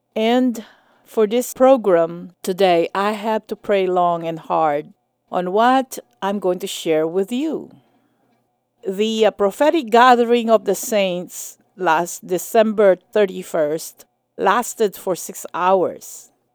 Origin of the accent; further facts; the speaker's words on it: United States; as an American and as a minister of the gospel